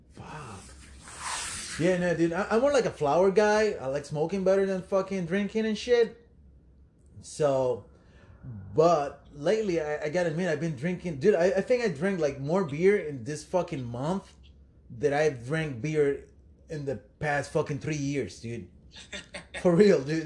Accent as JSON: {"language": "English", "country": "Puerto Rico", "moved": "yes", "said": "I'm from Puerto Rico"}